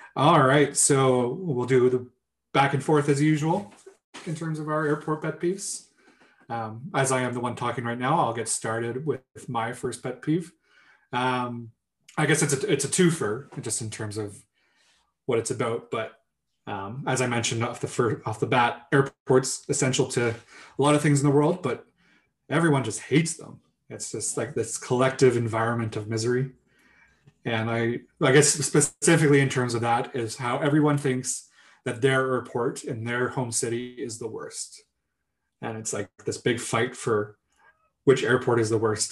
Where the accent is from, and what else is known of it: Kingston, Ontario, Canada; moved away; also born or lived in Yukon